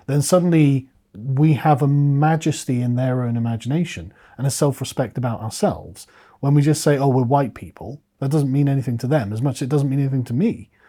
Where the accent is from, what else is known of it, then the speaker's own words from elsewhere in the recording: England, United Kingdom; as an Englishman